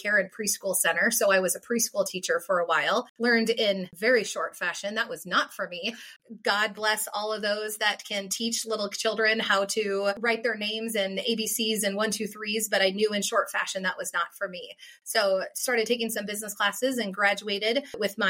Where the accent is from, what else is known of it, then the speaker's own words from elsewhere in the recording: Iowa, United States; now in Minnesota, United States; born and raised in Iowa. So even though I have lived in Minnesota for 30 plus years